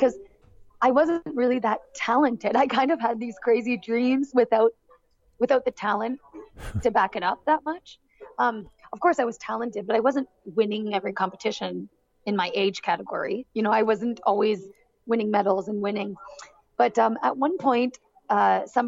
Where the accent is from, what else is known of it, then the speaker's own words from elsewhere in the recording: Barrie, Ontario, Canada; my hometown in Barrie, Ontario